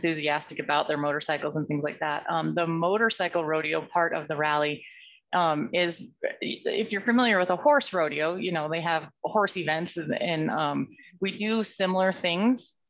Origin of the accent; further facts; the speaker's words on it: Pocatello, Idaho, United States; I was born and raised here in Pocatello, educated in School District 25 and an alumni of ISU